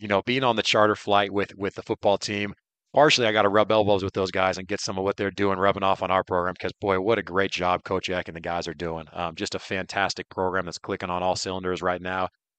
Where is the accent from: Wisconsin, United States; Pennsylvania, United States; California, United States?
California, United States; Bay Area; moved away as an adult; now in Moscow, United States; And I grew up a Cal fan. I really did. I was from the Bay Area. That was, you know, my backyard school.